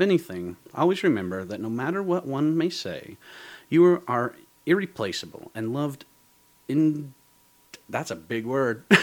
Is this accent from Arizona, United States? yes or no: no; Georgia, United States; I went back to my hometown in Georgia and saw the Zip and Kai, my two best friends again.